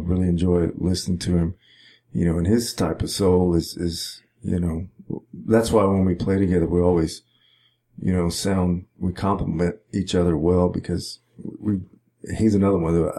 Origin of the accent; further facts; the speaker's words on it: Caldwell, Texas, United States; it's about my hometown, right. Caldwell, Texas.